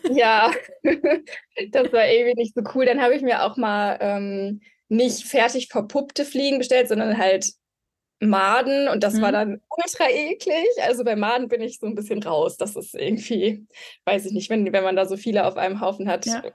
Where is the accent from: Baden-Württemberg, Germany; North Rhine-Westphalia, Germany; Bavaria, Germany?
North Rhine-Westphalia, Germany; Mülheim an der Ruhr; also born or lived in Marburg; Ich komme aus Mülheim an der Ruhr. Also bin ein Ruhrpottkind.